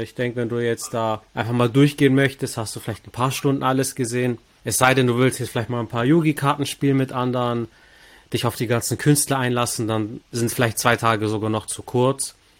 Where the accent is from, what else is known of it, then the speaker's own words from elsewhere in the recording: Stuttgart, Baden-Württemberg, Germany; Ich bin als Stuttgarter